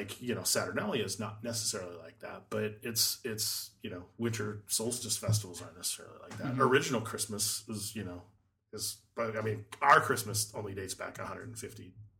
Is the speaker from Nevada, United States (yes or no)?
yes; Las Vegas, Nevada, United States; when I grew up in Vegas